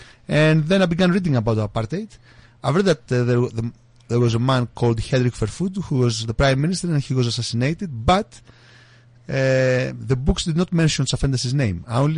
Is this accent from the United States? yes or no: no; Greece; English is a second language; moved away as an adult; now in England, United Kingdom